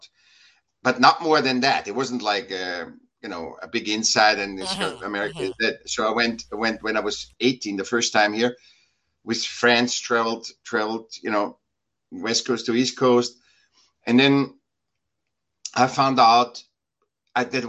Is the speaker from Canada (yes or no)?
no; Vienna, Austria; now in California, United States; I was born in Vienna, Austria